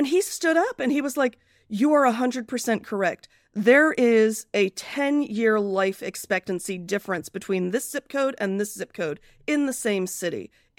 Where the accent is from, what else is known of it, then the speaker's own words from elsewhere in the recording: United Kingdom; born there; when I was born, and I was born in Britain